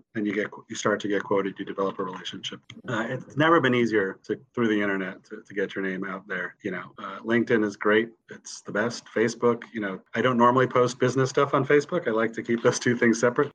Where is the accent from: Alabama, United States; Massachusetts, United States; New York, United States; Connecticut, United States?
Connecticut, United States; moved away as an adult; now in Washington, D.C., United States; I grew up in Connecticut. I moved to Washington D.C. for law school, where I where I still am.